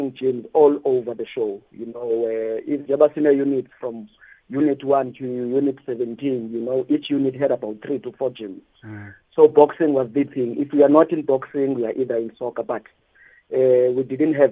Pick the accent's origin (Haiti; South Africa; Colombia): South Africa; East London, Eastern Cape; moved away as an adult; Born and bred in East London, and I've been part of boxing since my younger age